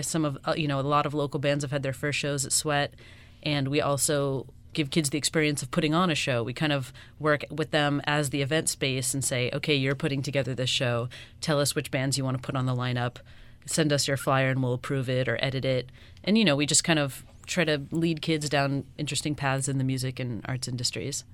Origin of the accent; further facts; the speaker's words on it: Miami, Florida, United States; I'm from here and I wanted my hometown to have one